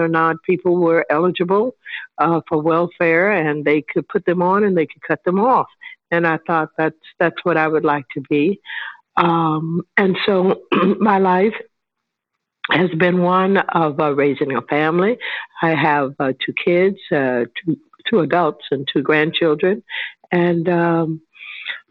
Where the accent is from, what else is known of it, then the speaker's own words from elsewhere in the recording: St. Louis, Missouri, United States; I was raised in St. Louis, you know, with a large family